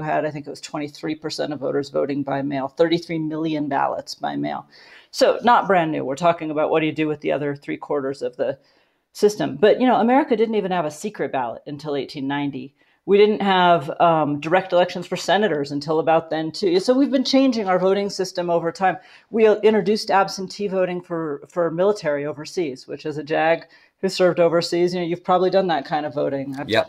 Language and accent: English; Alaska, United States; also born or lived in Colorado; What it means is that I am from Alaska, but I lived recently in Colorado.